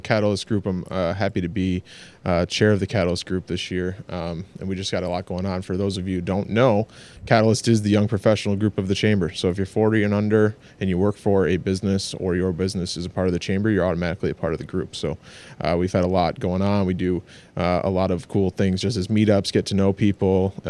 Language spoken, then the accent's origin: English; Clinton, New York, United States; I grew up right in Clinton, born and raised.